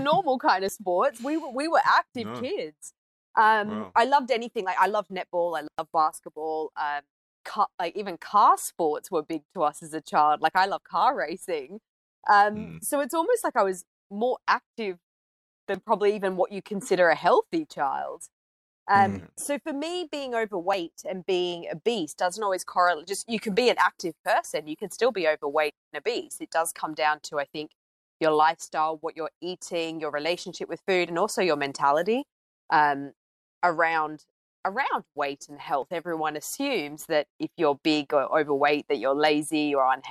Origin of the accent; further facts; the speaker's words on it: Australia; I grew up in Australia and I grew up in quite an active lifestyle